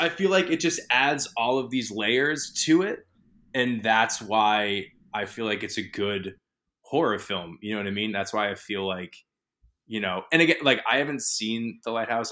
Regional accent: New England, United States; I'm from New England

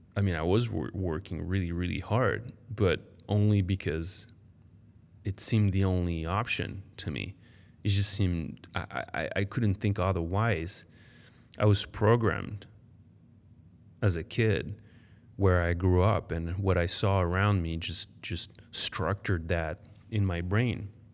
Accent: Paris, Île-de-France, France; first language French; English is a second language; moved away as an adult; also born or lived in United States; I was born in Paris, I grew up there

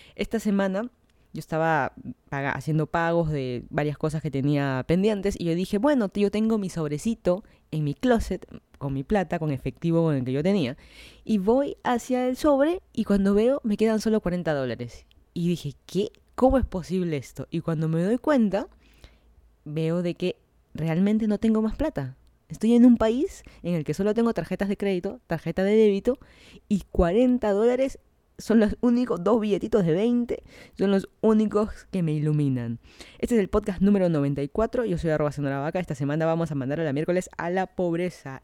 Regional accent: Lima, Peru; moved away as an adult; now in Miami, United States; yo soy de Lima, Perú

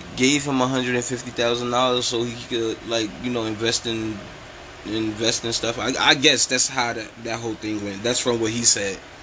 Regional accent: New York, United States; I'm from New York

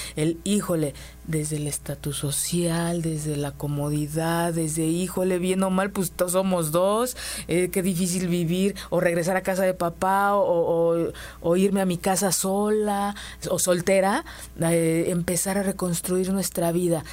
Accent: Mexico; nos lo enseñaron como mujeres mexicanas

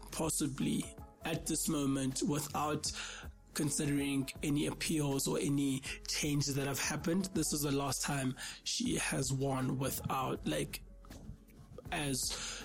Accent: South Africa; I'm from South Africa

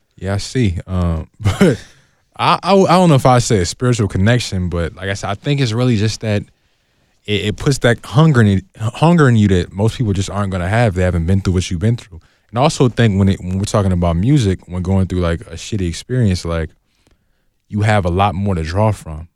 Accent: Oakland, California, United States; I'm from Oakland

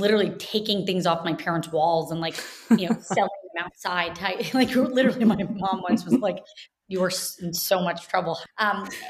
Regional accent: Jacksonville, Florida, United States; moved away as an adult; also born or lived in Kentucky; I grew up in Jacksonville, Florida, spent basically, you know, the first year of my life till 18 there, and very much consider that home and still

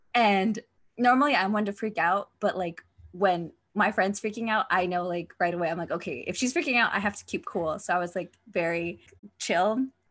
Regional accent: United States; I'm American

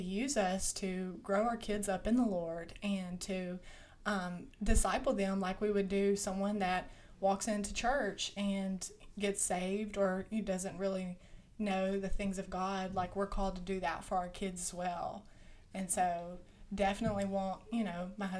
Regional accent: Monroe, Louisiana, United States; I'm from Monroe, Louisiana. I'm not from Caldwell, like these two guys

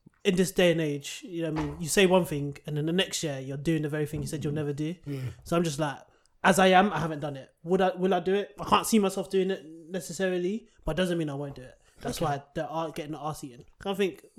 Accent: Nigeria; I'm Nigerian.

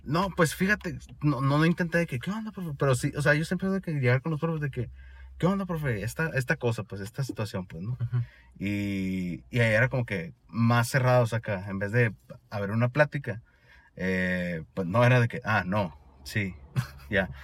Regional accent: Sonora, Mexico; accent: Sonoran; also born or lived in Granada, Spain; Yo con mi acento sonorense acá

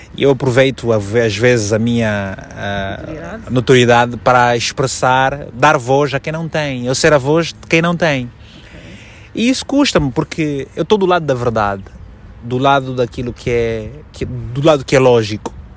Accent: Malanje, Angola; moved away as an adult; also born or lived in Luanda, Angola; now in Portugal; eu só saí de Malange em 2002.

